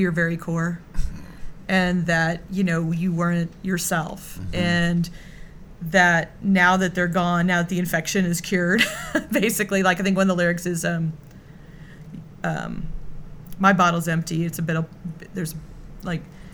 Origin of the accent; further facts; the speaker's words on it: Texas, United States; accent: Texan; my Texan accent